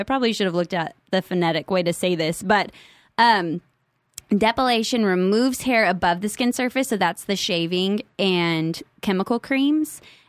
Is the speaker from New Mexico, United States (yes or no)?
yes; New Mexico, United States; Because I was naive and I was from New Mexico